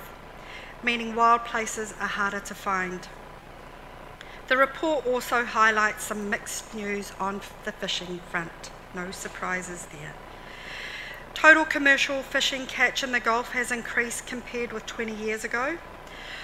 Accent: Hauraki, Māngere, Auckland, New Zealand; I'm from Hauraki and I'm from Māngere.

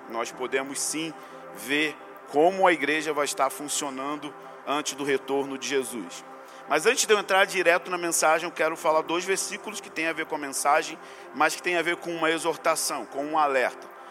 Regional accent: Rio de Janeiro, Brazil; como eu sou brasileiro e carioca

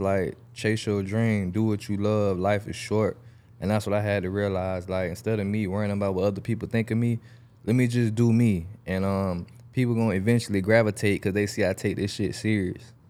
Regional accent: Jacksonville, Florida, United States; I'm from Jacksonville, Southside

